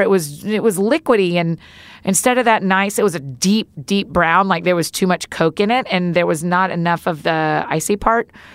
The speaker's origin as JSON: {"language": "English", "region": "the South", "country": "United States", "said": "as we say in the South"}